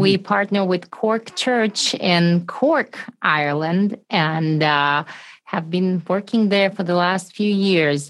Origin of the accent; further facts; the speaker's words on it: Russia; moved away; I'm originally from Russia